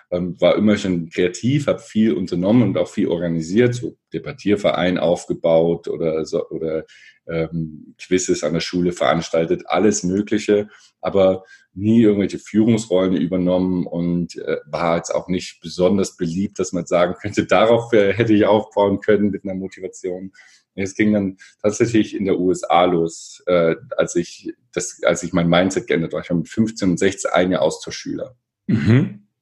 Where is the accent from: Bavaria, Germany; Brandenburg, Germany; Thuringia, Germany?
Thuringia, Germany; Erfurt; ich komme aus Erfurt, bin mit meinem Bruder da zusammen aufgewachsen, er ist vier Jahre älter.